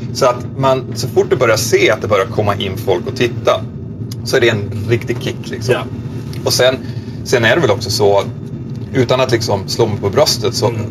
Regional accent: Sweden; moved away; also born or lived in Nyköping / Girona; Jag fick min commandbas hemma i Sverige.

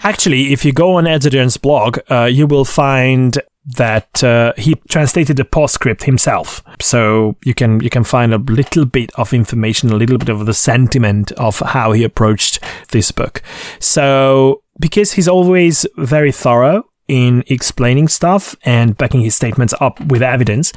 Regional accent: Székesfehérvár, Fejér, Hungary; Székesfehérvár in my hometown

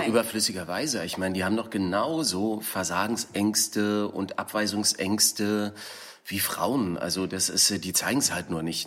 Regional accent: East Germany, Germany; now in Berlin, Germany; ich bin im Osten aufgewachsen

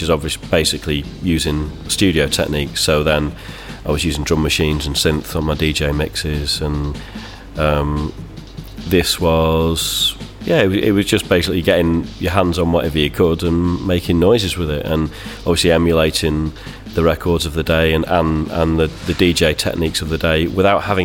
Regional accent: Manchester, North West England, United Kingdom; I'm from Manchester

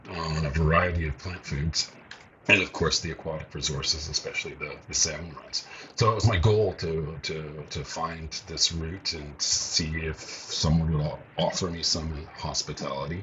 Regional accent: Vancouver, British Columbia, Canada; moved away as an adult; I grew up in Vancouver

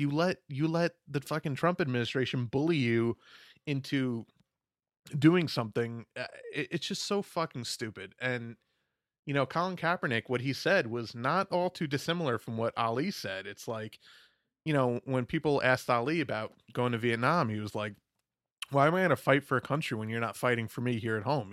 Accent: New York, United States; I'm from New York, we have, we all talk like fucking weirdos

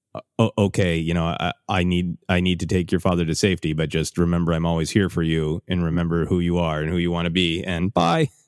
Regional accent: Minnesota, United States; growing up in Minnesota

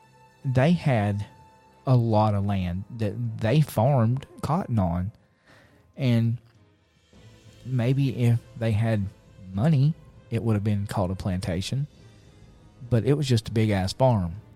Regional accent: United States; I grew up on Frog Gap Mountain

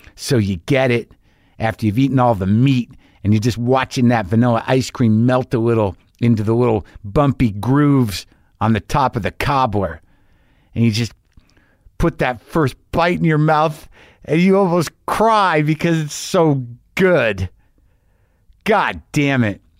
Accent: New Mexico, United States; I grew up in New Mexico

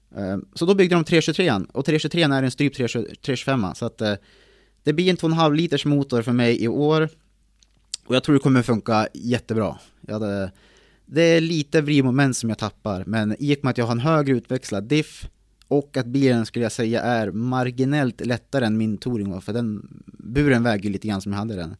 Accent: Timrå, Västernorrland County, Sweden; Född och uppvuxen på en bondgård i Timrå.

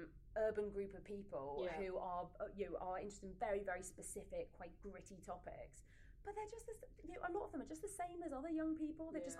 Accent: Leeds, Yorkshire and the Humber, United Kingdom; okay, so I'm from Yorkshire. Mm-hmm. I want to go back to Leeds. I want to set up a production company in Leeds.

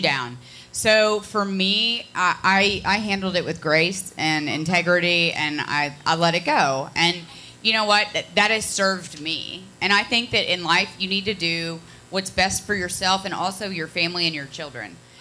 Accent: Connecticut, United States; moved away; also born or lived in Ohio; I'm from Connecticut and then Ohio

